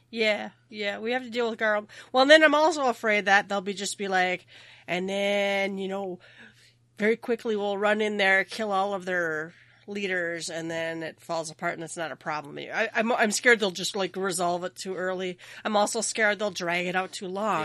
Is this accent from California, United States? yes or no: no; Minnesota, United States; I am from Minnesota.